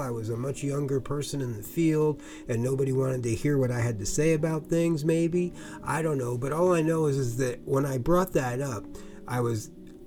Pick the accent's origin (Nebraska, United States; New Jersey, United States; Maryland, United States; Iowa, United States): New Jersey, United States; now in California, United States; I grew up in New Jersey